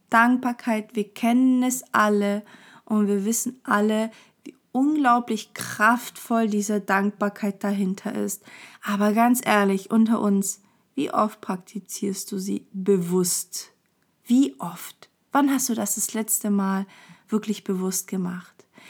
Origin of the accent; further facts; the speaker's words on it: Portugal; ich bin halt Portugiese, das liegt irgendwie meiner Kultur